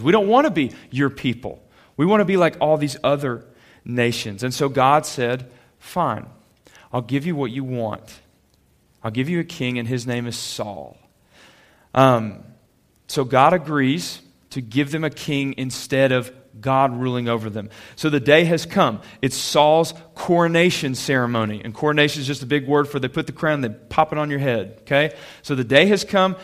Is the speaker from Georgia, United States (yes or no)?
yes; Calhoun, Georgia, United States; I grew up in Calhoun, went to Ashworth Middle School